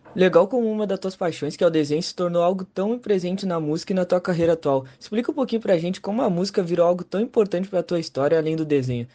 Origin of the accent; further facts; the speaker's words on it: Pelotas, Rio Grande do Sul, Brazil; nós como pelotense